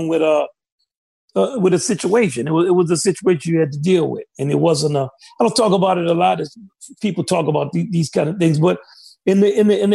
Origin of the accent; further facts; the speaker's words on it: Kenner, Louisiana, United States; moved away as an adult; also born or lived in New Orleans, Louisiana; I grew up outside of New Orleans. It's Kenner, Lil Farms, Brobridge, Towns. We moved to New Orleans when I was 12